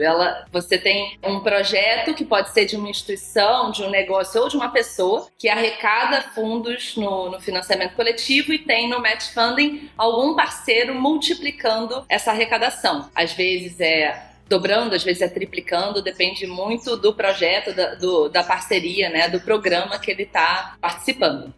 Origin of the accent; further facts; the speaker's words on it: Rio de Janeiro, Brazil; eu sou carioca